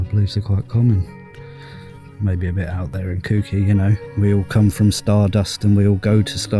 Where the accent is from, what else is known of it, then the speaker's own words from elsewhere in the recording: Cambridge, East of England, United Kingdom; from Cambridge, UK.